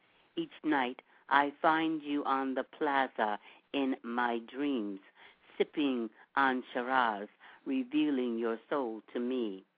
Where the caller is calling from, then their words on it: Orange County, California, United States; I'm calling from Orange County.